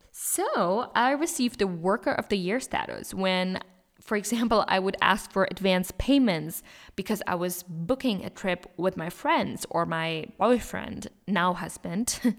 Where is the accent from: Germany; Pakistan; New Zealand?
Germany; moved away as an adult; now in Switzerland; I'm from Germany. However, I do live in Switzerland and graduated university here.